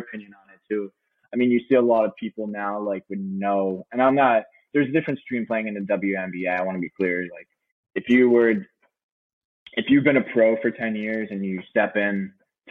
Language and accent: English; New York, United States; I'm from New York